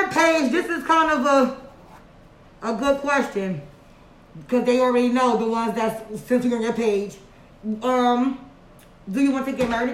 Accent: Orange, New Jersey, United States; born or raised there

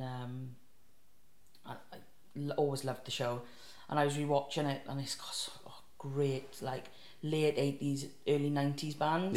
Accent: South Wales, United Kingdom; if you can't tell by my wonderful accent, I'm from South Wales

